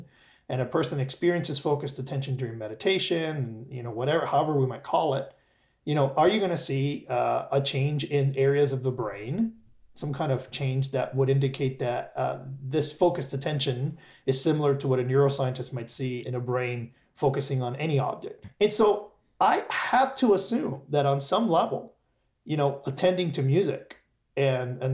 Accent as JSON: {"language": "English", "town": "Miami", "region": "Florida", "country": "United States", "tie": "born or raised there", "said": "I grew up in Miami"}